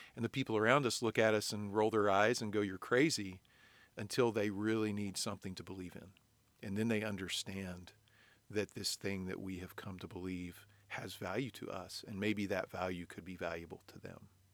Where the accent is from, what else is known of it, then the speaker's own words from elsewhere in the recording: United States; we in in 21st century America